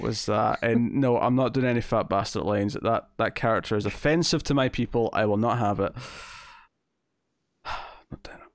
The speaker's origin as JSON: {"language": "English", "region": "Scotland", "country": "United Kingdom", "accent": "Scottish"}